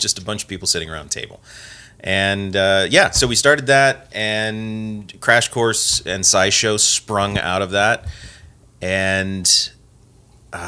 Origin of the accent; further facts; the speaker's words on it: Porterville, California, United States; now in Missoula, United States; I grew up in a little town called Porterville in California.